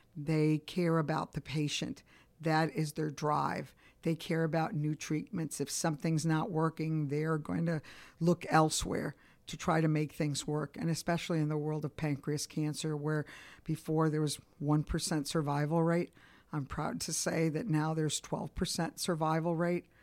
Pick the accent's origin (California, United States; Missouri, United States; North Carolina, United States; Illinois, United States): Illinois, United States; Chicago; also born or lived in Cuba; now in Atlanta, United States; my parents migrated to Chicago, Illinois, so I grew up in Italian and Polish neighborhood.